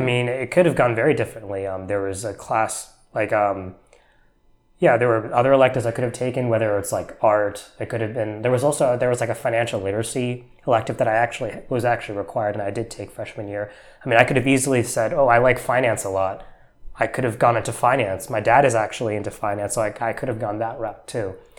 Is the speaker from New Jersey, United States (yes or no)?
yes; New Jersey, United States; moved away as an adult; also born or lived in Texas / Atlanta, Georgia; now in Bay Area, United States; I grew up, m, uh, mostly in New Jersey, actually. That's where I went, I spent my middle school and, and high school years